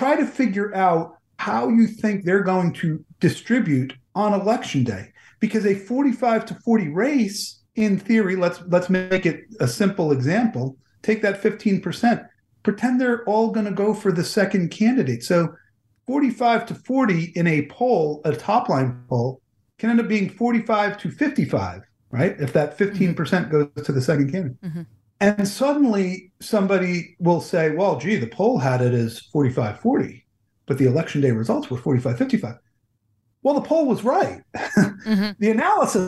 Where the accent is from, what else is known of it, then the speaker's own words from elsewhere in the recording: New Jersey, United States; also born or lived in Washington, D.C.; Growing up in New Jersey